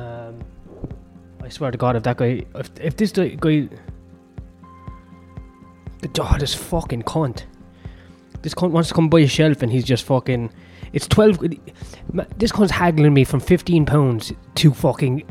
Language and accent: English; Ireland; I'm Irish